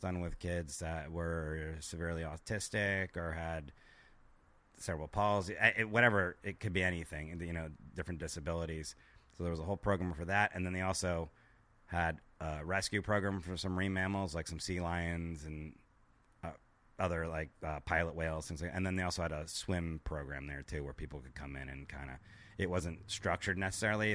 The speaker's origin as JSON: {"language": "English", "town": "Miami", "region": "Florida", "country": "United States", "said": "I'm from Miami, Florida"}